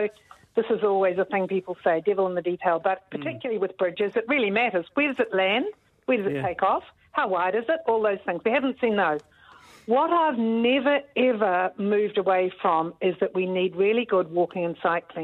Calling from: Devonport, Auckland, New Zealand; more and more people on this side, I'm speaking from Devonport, we need to get across the harbour to work and study

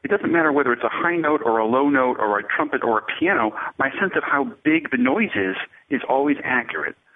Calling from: California, United States; I'm calling from California in the USA.

